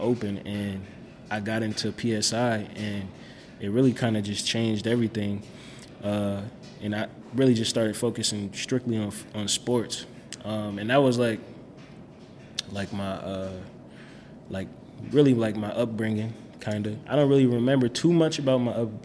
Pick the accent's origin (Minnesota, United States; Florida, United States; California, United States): Minnesota, United States; Minneapolis; growing up, like, we stayed with my grandma in Minneapolis, so we stayed on 1819 Newton